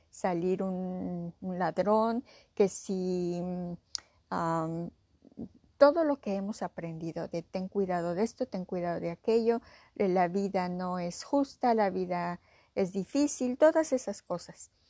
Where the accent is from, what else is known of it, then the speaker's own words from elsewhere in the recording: Mexico; o no me quiere aquí, o a lo mejor no me quiere porque soy mujer, o a lo mejor no me quiere porque soy mexicana